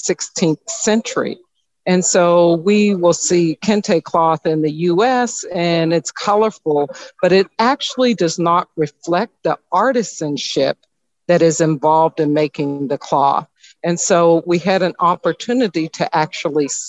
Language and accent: English; Chicago, Illinois, United States; Chicago, Illinois